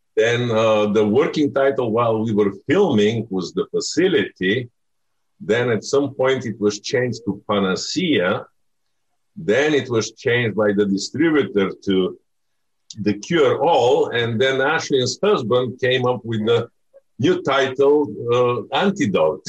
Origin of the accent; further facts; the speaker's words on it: Bulgaria; moved away; I'm from Bulgaria